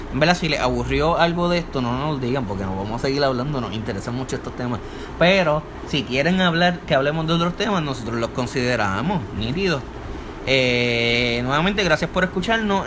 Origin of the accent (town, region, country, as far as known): Puerto Rico